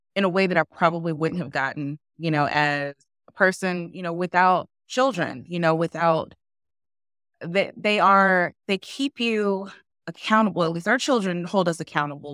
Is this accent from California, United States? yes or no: no; Memphis, Tennessee, United States; now in Raleigh, United States; I'm, I'm originally from Memphis, and my husband's originally from Memphis too, Tennessee. And what I realized is, like, we grew up in, you know, the Southern, like, Black culture